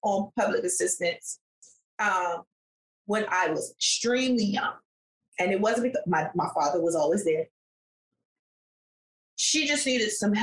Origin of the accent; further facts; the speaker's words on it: Washington, District of Columbia, United States; growing up in Southeast DC, that wasn't the only place I lived, but that was where I spent the bulk of my life